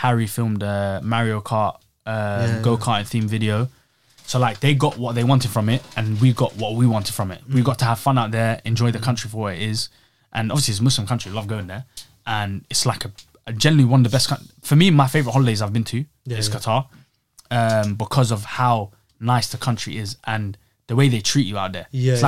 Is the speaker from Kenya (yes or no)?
no; England, United Kingdom; And I'm there, a tourist, like, oh, I'm English.